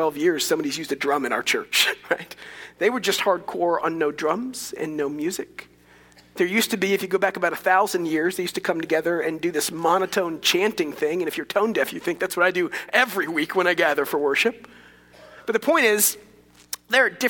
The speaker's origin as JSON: {"language": "English", "town": "Dallas", "region": "Texas", "country": "United States", "tie": "born or raised there", "said": "I grew up Methodist in Dallas"}